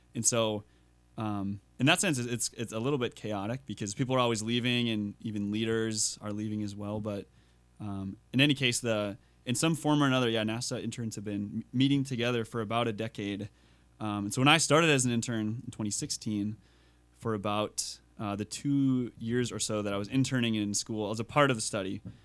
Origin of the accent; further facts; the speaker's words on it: Minnesota, United States; accent: Minnesotan; moved away as an adult; also born or lived in Texas; I don't really have a Minnesotan accent when I speak